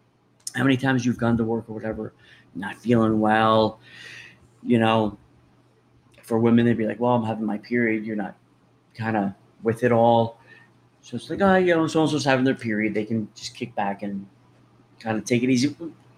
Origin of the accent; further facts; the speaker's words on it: New Jersey, United States; I am embarrassed to say I'm from New Jersey now after this.